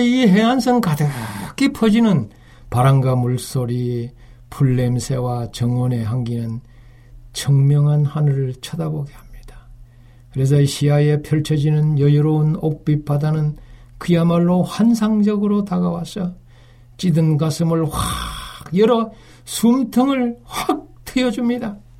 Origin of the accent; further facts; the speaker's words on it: Uiseong, North Gyeongsang, South Korea; 저는 육지에서 태어났어요. 제 고향은 경북 의성인데요.